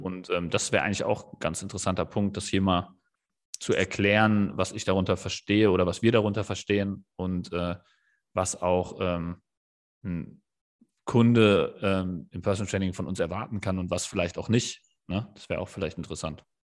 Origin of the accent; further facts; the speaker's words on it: Kelkheim, Hesse, Germany; ich bin ja in Kerkheim im Taunus aufgewachsen, war, bin da auch zur Schule gegangen